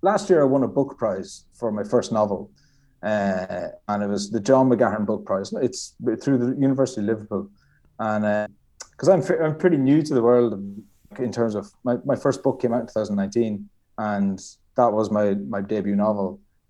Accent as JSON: {"language": "English", "region": "County Galway", "country": "Ireland", "tie": "born there", "said": "I was born in County Galway, which is the west coast of Ireland."}